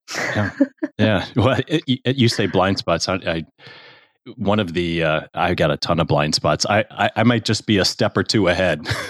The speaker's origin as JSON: {"language": "English", "country": "United States", "tie": "born or raised there", "also_born_or_lived": "Chicago / Houston / Saint Louis", "said": "I was born in Chicago, but I grew up mostly in Houston and Saint Louis"}